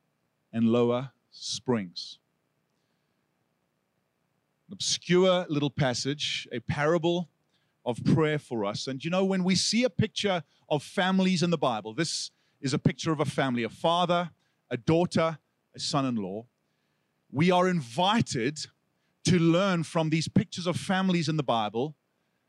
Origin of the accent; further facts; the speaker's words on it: South Africa; accent: South African; moved away; Now, if I had lost my South African accent, I would say asking like Aksa, but I have kept it.